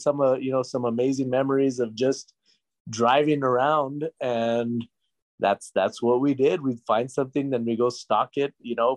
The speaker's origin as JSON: {"language": "English", "town": "Albuquerque", "region": "New Mexico", "country": "United States", "tie": "born or raised there", "said": "I'm from Albuquerque, New Mexico, born and raised over here in the 505."}